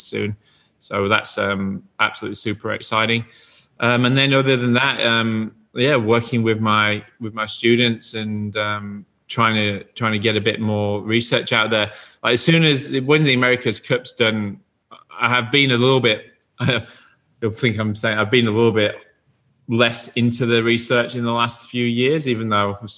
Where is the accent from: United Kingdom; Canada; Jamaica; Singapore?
United Kingdom; Yorkshire and the Humber; I'm from Yorkshire, and in Yorkshire, we have Yorkshire tea